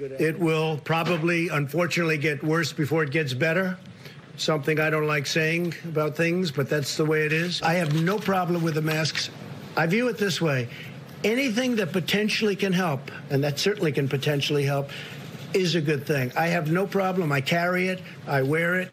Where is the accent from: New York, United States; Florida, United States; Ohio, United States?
New York, United States; New York City; I was from Manhattan, from New York.